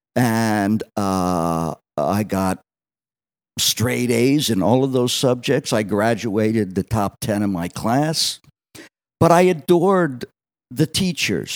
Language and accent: English; Allentown, Pennsylvania, United States; also born or lived in Wildwood, New Jersey; growing up on the South Side of Allentown